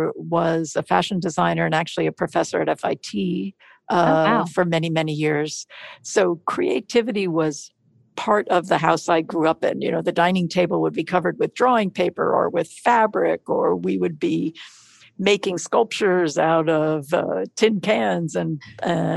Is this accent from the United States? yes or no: yes; New York City, New York, United States; I was born in New York City and grew up in Queens, a neighborhood called Douglaston